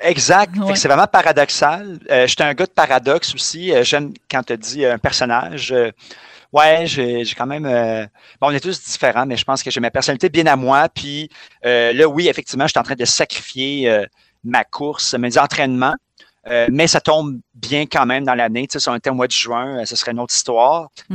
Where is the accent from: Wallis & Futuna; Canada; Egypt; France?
Canada; Montreal, Quebec; je suis né à Montréal-Nord, je vis dans le quartier de Schlaga.